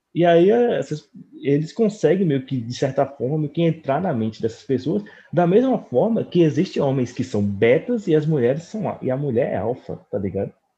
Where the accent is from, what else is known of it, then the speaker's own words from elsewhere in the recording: Americana, São Paulo, Brazil; na minha cidade natal, americana